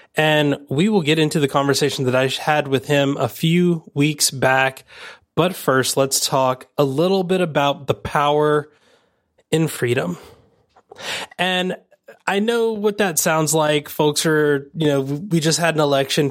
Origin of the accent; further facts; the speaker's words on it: United States; growing up in America